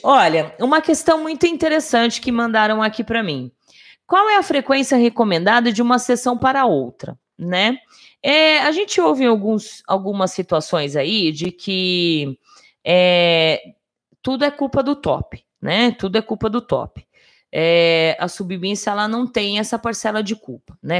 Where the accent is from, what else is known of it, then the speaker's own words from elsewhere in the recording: Brazil; eu sou brasileira, eu falo português